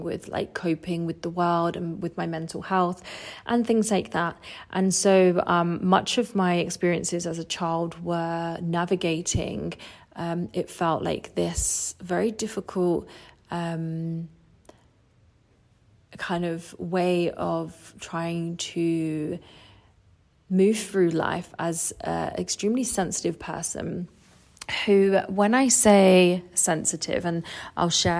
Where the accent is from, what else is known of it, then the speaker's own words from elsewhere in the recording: Essex, East of England, United Kingdom; moved away as an adult; also born or lived in Australia; I was born in Essex in England, and I grew up in a family of six